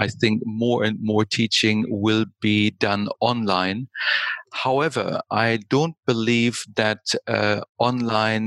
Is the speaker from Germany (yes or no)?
yes; Germany; moved away as an adult; also born or lived in United States / United Kingdom; now in Austria; I started my career in Germany because I was born in Germany